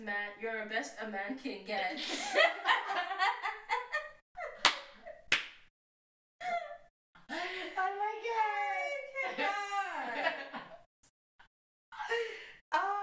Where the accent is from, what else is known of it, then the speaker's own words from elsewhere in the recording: Jamaica; accent: Jamaican; I'm Jamaican